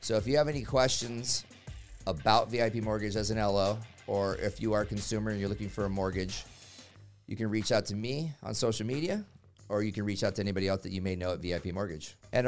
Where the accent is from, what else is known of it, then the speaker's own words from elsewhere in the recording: Phoenix, Arizona, United States; I grew up in Phoenix.